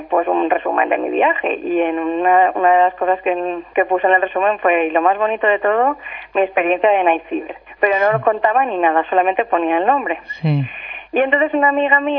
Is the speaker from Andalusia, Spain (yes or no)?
no; Valencia, Valencian Community, Spain; now in Germany; yo no sé por qué estoy aquí en Alemania, si yo soy de Valencia y sé que mi sitio es Valencia